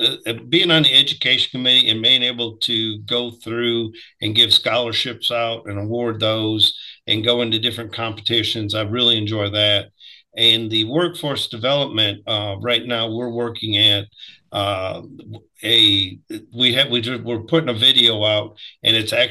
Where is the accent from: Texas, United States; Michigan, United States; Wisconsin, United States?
Wisconsin, United States; moved away as an adult; now in Alabama, United States; I grew up in Wisconsin